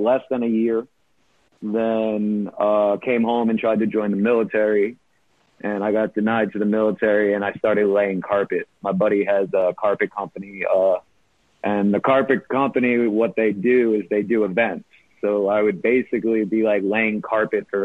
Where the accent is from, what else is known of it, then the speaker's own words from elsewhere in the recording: New York City, New York, United States; I grew up here in New York